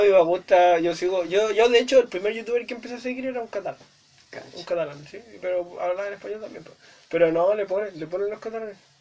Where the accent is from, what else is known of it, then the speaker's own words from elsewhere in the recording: Viña del Mar, Valparaíso, Chile; also born or lived in Santiago; vivía en Santiago, eh, porque nací en Santiago, los primeros cuatro años. Y no tengo mucho recuerdo de eso. Eh, me mudé a Viña